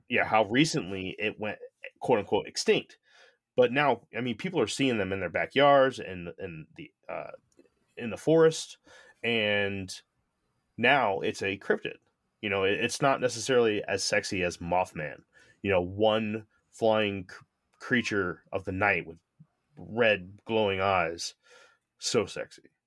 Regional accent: Connecticut, United States; moved away; I grew up in the Northeast, I grew up in Connecticut

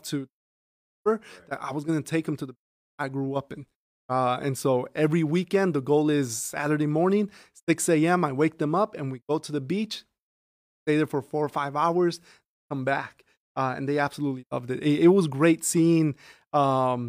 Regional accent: Chicago, Illinois, United States; moved away as an adult; now in Aurora, United States; I grew up in Chicago, West Rogers Park.

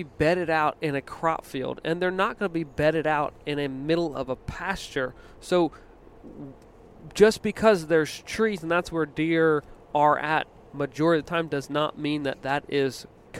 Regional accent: Virginia, United States; Growing up in Virginia, you know, we would get a lot of weather patterns that came up from the south, and we were 2 hours off the coast

